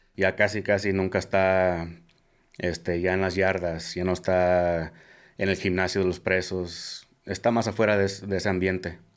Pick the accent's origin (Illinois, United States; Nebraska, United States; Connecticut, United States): Nebraska, United States; Omaha; yo soy de Omaha, Nebraska